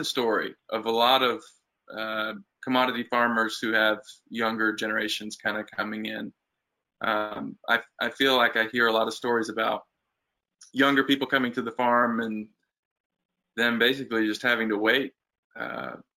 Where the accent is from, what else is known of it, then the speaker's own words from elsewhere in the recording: Portland, Oregon, United States; also born or lived in Jinja, Uganda; now in Walters, United States; And then we moved back to Portland, Oregon.